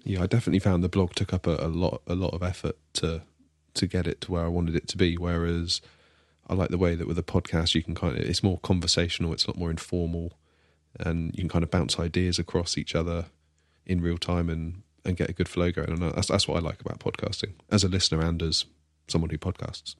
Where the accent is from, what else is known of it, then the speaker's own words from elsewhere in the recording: Devon, South West England, United Kingdom; I'm the one from Devon.